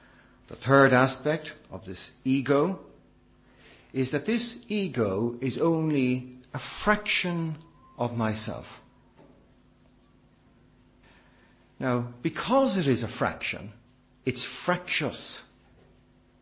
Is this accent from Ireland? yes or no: yes; Ireland; as an Irishman